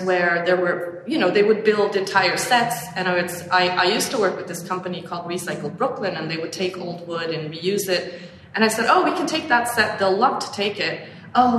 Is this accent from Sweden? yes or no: yes; Sweden; now in New York, United States; I grew up in Sweden foraging